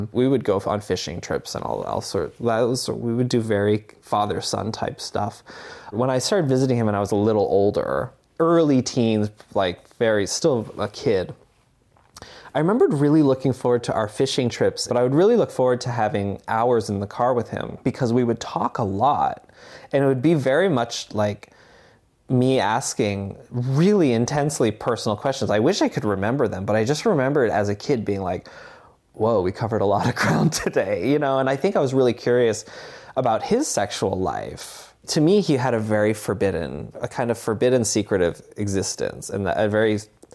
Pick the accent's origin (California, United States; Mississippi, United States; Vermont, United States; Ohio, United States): Vermont, United States; Barre; I grew up in Barrie, Vermont